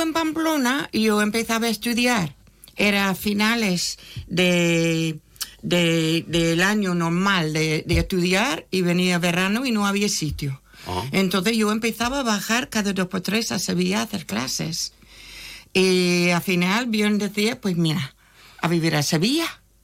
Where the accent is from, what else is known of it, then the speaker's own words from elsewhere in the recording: San Francisco, California, United States; Spanish is a second language; moved away as an adult; also born or lived in Barcelona; now in Jerez, Spain; Yo nací en San Francisco, muy cerca a, donde los vinos, allí, Napa Sonoma